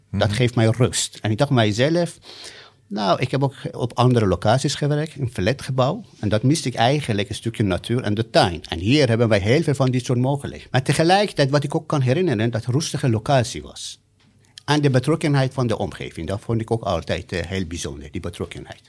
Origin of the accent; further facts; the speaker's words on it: Iran; Dutch is a second language; also born or lived in Amsterdam, Netherlands / Rotterdam, Netherlands / Hellevoetsluis, Netherlands; now in Capelle aan den IJssel, Netherlands; ik ben in Iran geboren. Ik ben zelf ooit gevlucht uit Iran in 1985.